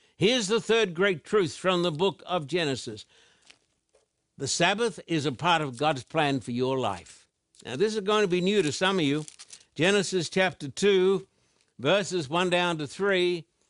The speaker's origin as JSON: {"language": "English", "country": "Australia", "tie": "born or raised there", "said": "I was brought up in Australian"}